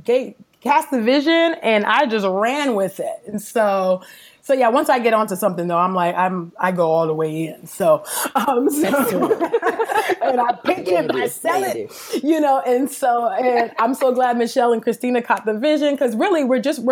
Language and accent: English; the Bay Area, California, United States; moved away as an adult; also born or lived in Los Angeles; now in Philadelphia, United States; I am originally from California, the Bay Area to be exact